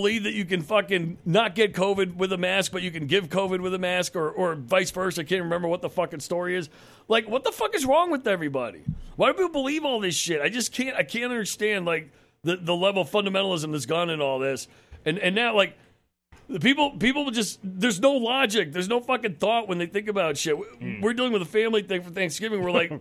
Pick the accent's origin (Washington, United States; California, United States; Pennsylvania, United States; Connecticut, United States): Connecticut, United States; I grew up in Connecticut, outside New York